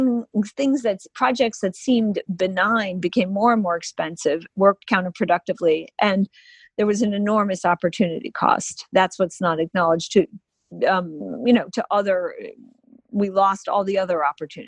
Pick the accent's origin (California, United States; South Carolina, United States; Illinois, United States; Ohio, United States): Illinois, United States; I'm from Illinois too, where he was from, but Dirksen helped out with the civil rights laws.